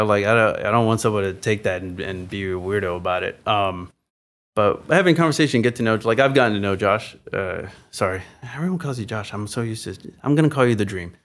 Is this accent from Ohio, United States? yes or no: no; San Antonio, Texas, United States; moved away; I grew up in San Antonio, Texas